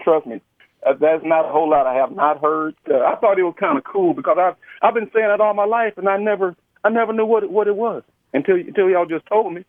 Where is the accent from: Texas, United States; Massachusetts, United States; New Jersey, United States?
Texas, United States; San Antonio; accent: Texas slang; I'm from Texas, as you can tell from my slang. We have a Texas slang around here